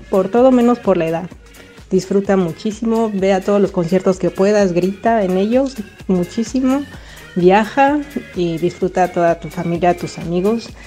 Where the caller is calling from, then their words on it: Blanes, Catalonia, Spain; Hola, equipo Play … de Blanes.